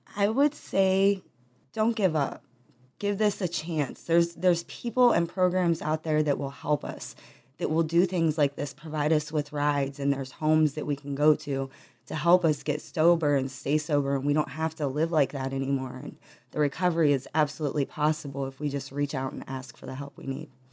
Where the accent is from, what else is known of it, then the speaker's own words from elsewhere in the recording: Trumbull County, Ohio, United States; I was born in Trumbull County, Ohio